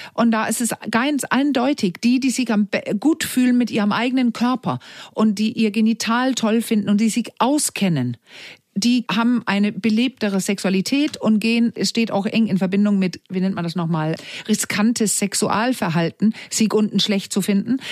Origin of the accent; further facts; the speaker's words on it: Denmark; German is a second language; moved away; ich als Dänin, ich bin in Dänemark groß geworden, ich bin Dänin